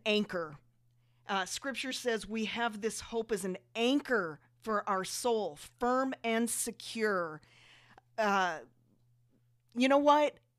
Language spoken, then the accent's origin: English; South Dakota, United States; we grew up in South Dakota, so it's freezing cold.